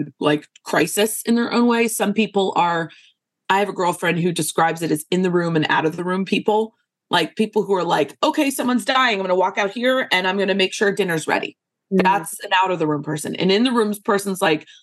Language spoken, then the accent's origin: English; Northeast, United States; moved away as an adult; also born or lived in Lowcountry, South Carolina / Charleston, South Carolina / New York; now in South Carolina, United States; I grew up in the Northeast